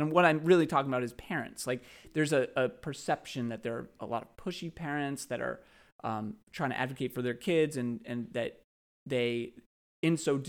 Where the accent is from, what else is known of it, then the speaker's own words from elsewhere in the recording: Brookline, Massachusetts, United States; I grew up in Brookline.